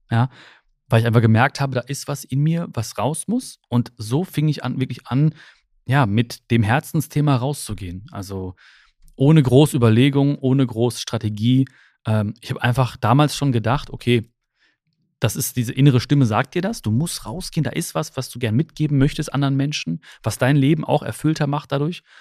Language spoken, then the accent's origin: German; Germany; born there; ich bin ja die erste Generation, die hier in Deutschland geboren ist. Meine Eltern kommen aus, aus Indien, aus Kerala, aus dem südindischen Kerala.